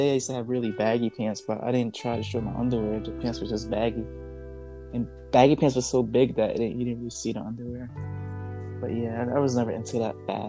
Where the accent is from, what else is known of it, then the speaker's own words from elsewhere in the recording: New York City, New York, United States; moved away; I grew up a big part of my life in New York.